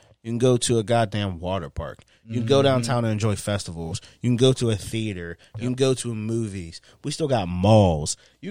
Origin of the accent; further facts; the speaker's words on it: Pittsburgh, Pennsylvania, United States; don't forget, we're from Pittsburgh. Don't forget, everybody from Pittsburgh has to move to one of the Carolinas or Florida.